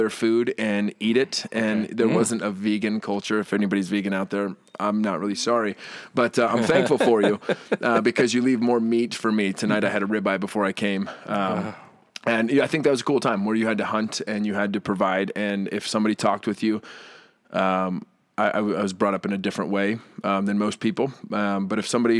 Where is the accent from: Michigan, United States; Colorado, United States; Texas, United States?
Colorado, United States; I grew up in Colorado, and off-roading was something